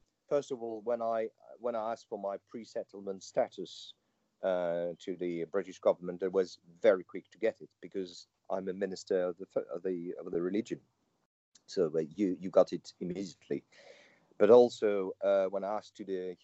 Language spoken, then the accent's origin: English; Antibes, Provence-Alpes-Côte d'Azur, France; English is a second language; moved away as an adult; also born or lived in Marseille, France; now in Wiltshire, United Kingdom; I was born there in Antibes, and I lived my youth there